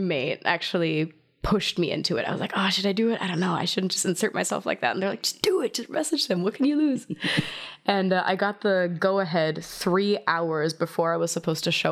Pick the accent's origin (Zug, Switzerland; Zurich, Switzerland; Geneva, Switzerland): Zurich, Switzerland; outside of; English is a second language; moved away as an adult; also born or lived in Hanover, Germany / Rhode Island, United States; now in Berlin, Germany; Born in Germany, outside of Hanover. I was raised in Switzerland, outside of Zurich.